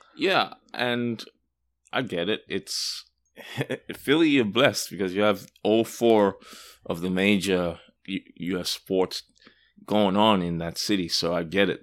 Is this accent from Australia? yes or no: yes; Australia; I'm from Australia